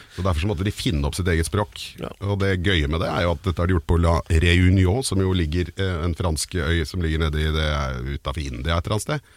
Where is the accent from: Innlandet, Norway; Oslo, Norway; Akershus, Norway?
Oslo, Norway; also born or lived in Caribbean; jeg vokste opp på Kjelsås